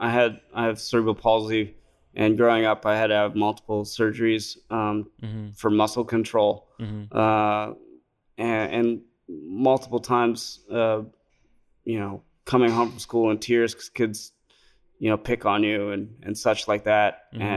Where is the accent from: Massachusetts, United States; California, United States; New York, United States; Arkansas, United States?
California, United States; I grew up in the Bay Area taking a city bus to school